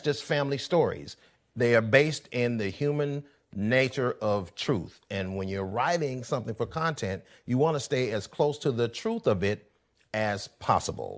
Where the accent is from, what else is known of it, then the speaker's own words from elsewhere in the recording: Columbus, Georgia, United States; moved away as an adult; also born or lived in Atlanta, Georgia; now in Los Angeles, United States; I was born in Atlanta, but I was raised in Columbus, Georgia